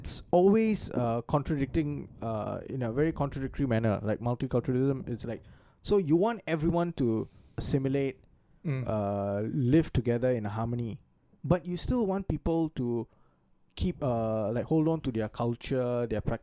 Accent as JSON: {"language": "English", "country": "Singapore"}